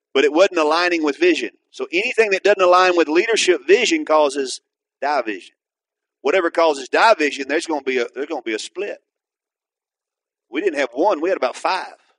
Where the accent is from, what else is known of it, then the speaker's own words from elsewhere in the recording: Atoka, Oklahoma, United States; where I went back to start a church was in my hometown